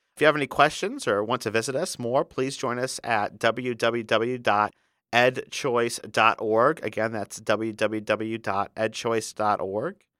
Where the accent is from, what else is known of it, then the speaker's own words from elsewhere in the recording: South Bend, Indiana, United States; my hometown, South Bend, Indiana